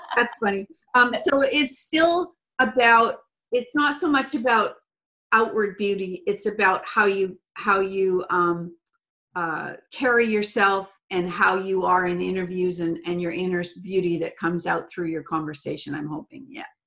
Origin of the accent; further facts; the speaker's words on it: England, United Kingdom; I'm English